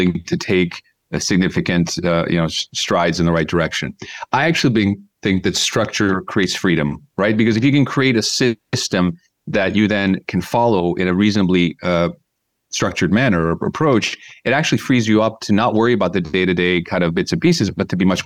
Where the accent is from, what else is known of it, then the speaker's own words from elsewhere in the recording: United States; moved away as an adult; also born or lived in Los Angeles / London; now in Budapest, Hungary; I grew up in the States, as you can tell from my accent. So I was born and raised there.